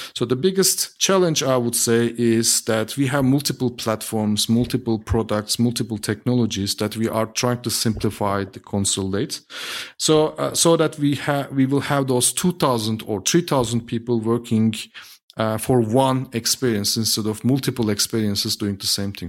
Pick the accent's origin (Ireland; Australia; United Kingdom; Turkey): Turkey; moved away as an adult; now in Berlin, Germany; I'm originally from Turkey, was born and raised in Turkey, moved to Germany seven years ago.